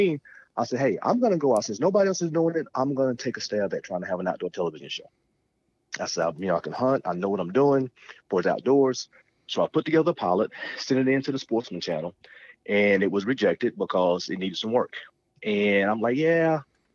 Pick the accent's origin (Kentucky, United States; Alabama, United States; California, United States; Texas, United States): Alabama, United States; Talladega; moved away as an adult; when I was, you know, 7, 8, 9 years old, growing up in Alabama